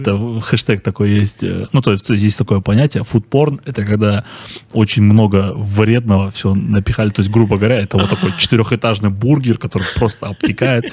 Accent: Karaganda, Karaganda Region, Kazakhstan; я сам из Караганды.

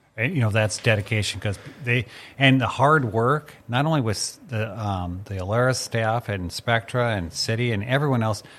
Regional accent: Mandan, North Dakota, United States; my dad was a bird hunter because I grew up in Mandan

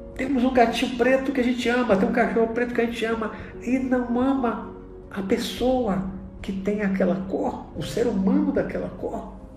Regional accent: Brazil; also born or lived in Bahia; Hoje eu vivo no Brasil, sou brasileiro

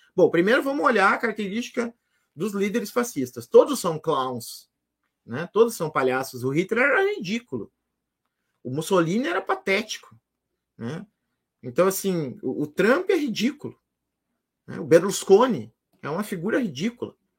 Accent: Rio Grande do Sul, Brazil; eu sou gaúcho

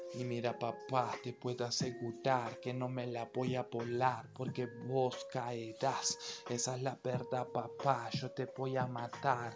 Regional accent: Argentina; No nací en Barracas, pero en un barrio al lado

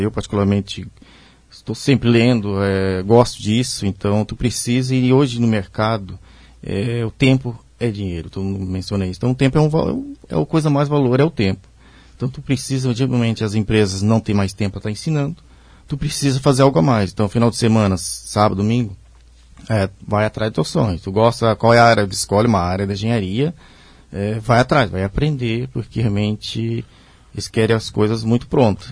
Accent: Pomerode, Santa Catarina, Brazil; also born or lived in Blumenau; sou natural de Pomerode, é a cidade, vamos, digamos, irmã aqui de Blumenau

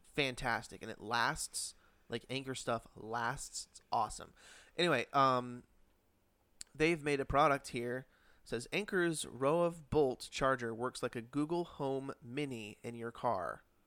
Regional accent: Connecticut, United States; I grew up in Connecticut

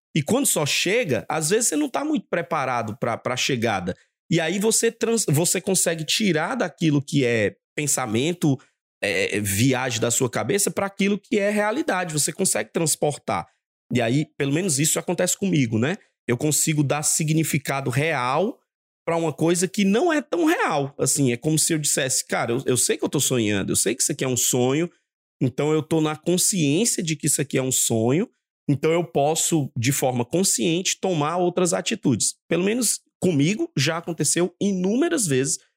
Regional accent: Maranhão, Brazil; now in Rio de Janeiro, Brazil; nascido e criado no Maranhão Nordeste

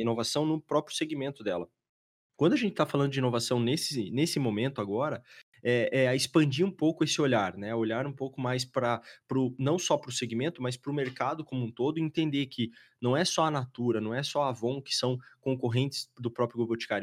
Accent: Curitiba, Paraná, Brazil; Somos de Curitiba

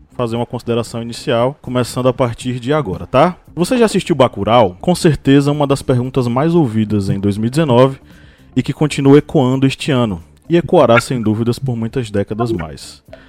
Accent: Uauá, Bahia, Brazil; minha cidade natal, Uauá, incrustada no norte da, no norte da Bahia

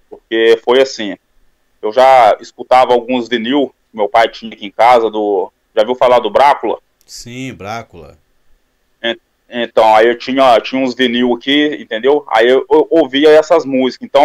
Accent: São João del Rei, Minas Gerais, Brazil; E nasci aqui mesmo, aqui em Minas Gerais, em São João Del Rei. que é próximo de Belo Horizonte, uns 180 quilômetros, mais ou menos.

